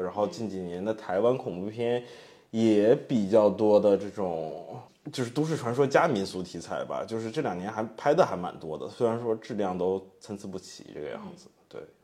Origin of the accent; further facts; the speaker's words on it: China; 我们大陆这边的冥婚